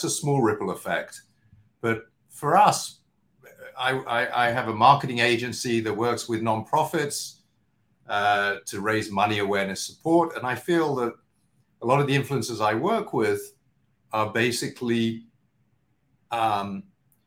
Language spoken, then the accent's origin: English; London, United Kingdom; now in New York, United States; my background, as you can tell, I'm from London, but I'm based in New York. I've been here for much longer